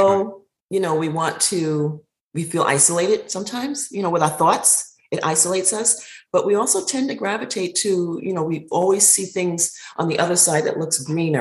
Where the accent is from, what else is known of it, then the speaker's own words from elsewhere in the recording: New York City, New York, United States; also born or lived in Asheville, North Carolina; now in Forest Acres, United States; Park Slope. I was raised in Park Slope, Brooklyn.